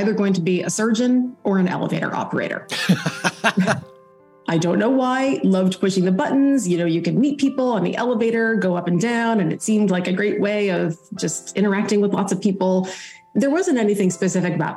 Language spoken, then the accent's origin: English; Illinois, United States; moved away as an adult; also born or lived in New England; now in North Carolina, United States; I grew up in Illinois, so my Midwesterner by birth and through up until college